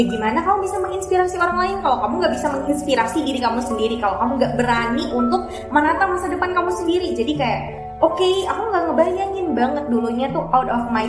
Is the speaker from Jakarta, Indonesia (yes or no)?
no; Bima, West Nusa Tenggara, Indonesia; now in Yogyakarta, Indonesia; Asal aku dari Bima, Nusa Tenggara Barat Terus saat ini aku kuliah di Universitas Islam Indonesia